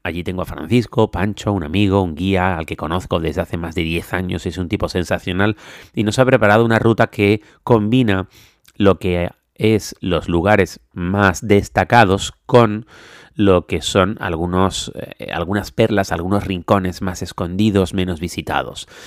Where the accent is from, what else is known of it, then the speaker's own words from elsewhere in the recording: Canary Islands, Spain; los que somos canarios